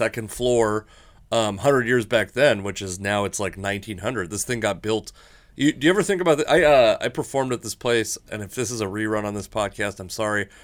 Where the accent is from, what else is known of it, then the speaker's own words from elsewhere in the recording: Fife, Washington, United States; I grew up in Fife, Washington